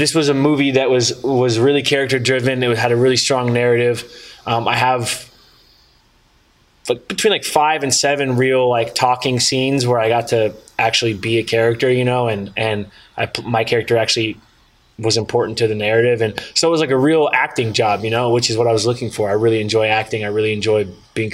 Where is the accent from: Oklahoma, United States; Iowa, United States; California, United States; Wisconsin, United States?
California, United States; Northern; I grew up in Northern California